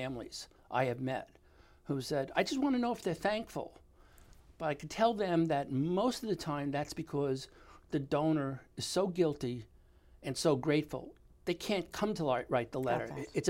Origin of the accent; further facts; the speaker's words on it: New York, United States; They didn't even want me to tell them that I was from New York.